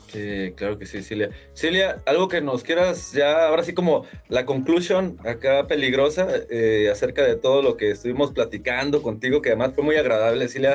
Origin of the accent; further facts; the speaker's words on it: Guadalajara, Jalisco, Mexico; así somos los de Guanatos